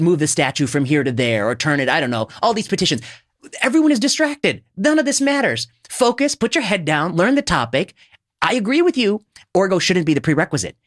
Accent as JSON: {"language": "English", "country": "India", "said": "I'm Indian"}